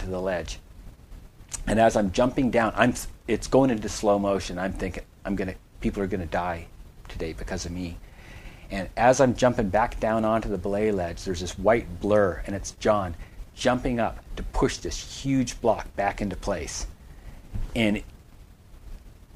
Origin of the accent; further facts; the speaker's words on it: Canada; being a Canadian